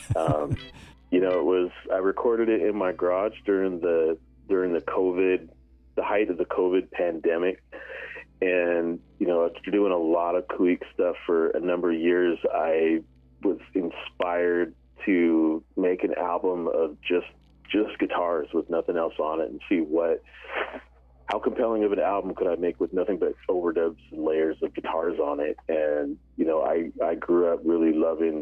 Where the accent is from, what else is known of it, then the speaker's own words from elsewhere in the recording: Seattle, Washington, United States; now in Lummi Territory, United States; I was born and raised in the Seattle area.